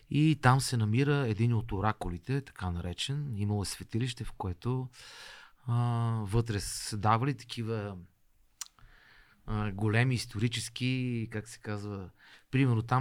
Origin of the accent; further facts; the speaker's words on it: Bulgaria; аз съм българин и по-скоро м- горд българин, такъв.